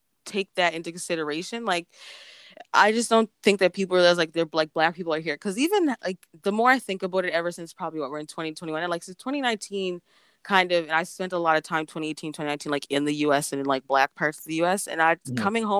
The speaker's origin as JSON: {"language": "English", "country": "Canada", "said": "just Canada"}